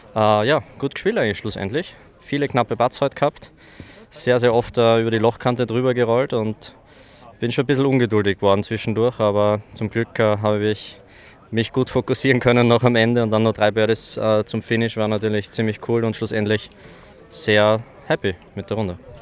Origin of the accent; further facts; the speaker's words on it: Styria, Austria; ich komme aus der Steiermark, das Südosten von Österreich.